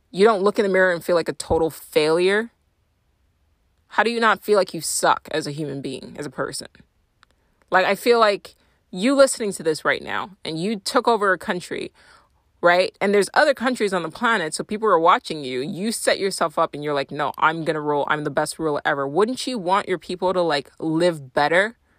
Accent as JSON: {"language": "English", "country": "Nigeria", "moved": "yes", "said": "I'm Nigerian"}